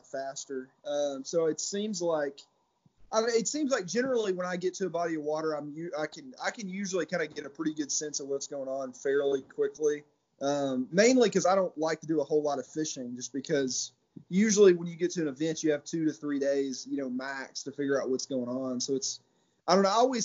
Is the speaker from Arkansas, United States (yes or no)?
yes; Searcy, Arkansas, United States; from Searcy, Arkansas